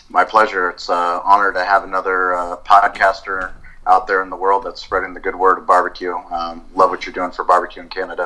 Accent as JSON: {"language": "English", "town": "San Diego", "region": "California", "country": "United States", "tie": "born or raised there", "also_born_or_lived": "Colorado", "said": "I grew up in San Diego"}